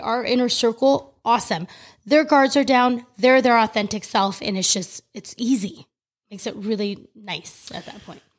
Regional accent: California, United States; moved away as an adult; now in Florida, United States; growing up in California my entire life

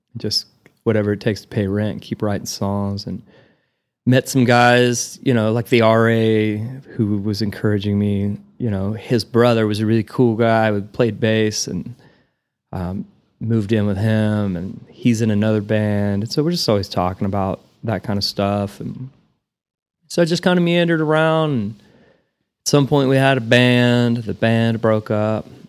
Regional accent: Perryton, Texas, United States; moved away as an adult; also born or lived in Amarillo, Texas / Alva, Oklahoma; now in Nashville, United States; I was born in Perryton, um, two hours north of here

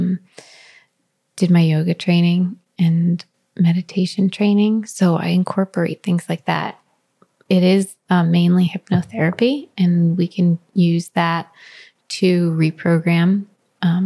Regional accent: New Jersey, United States; now in California, United States; I'm from Jersey

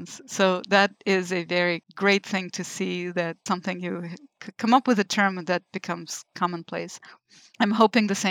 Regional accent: Lithuania; moved away as an adult; also born or lived in Israel; now in United States; I was born in Lithuania, which at the time was still Soviet Union

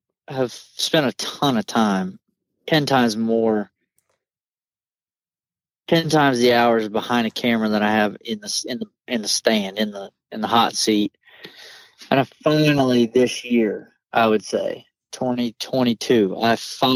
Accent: Georgia, United States; moved away as an adult; also born or lived in Southeast Iowa; now in Iowa, United States; you don't see a deer in a field growing up in Georgia.

